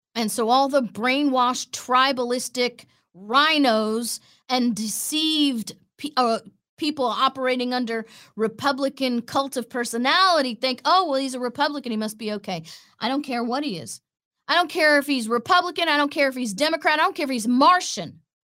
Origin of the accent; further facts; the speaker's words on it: Florida, United States; a satellite office in my hometown